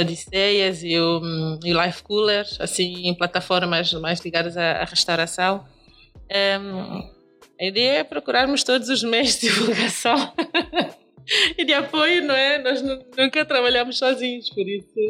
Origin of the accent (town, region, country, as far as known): São Tomé & Príncipe; now in Lisbon, Portugal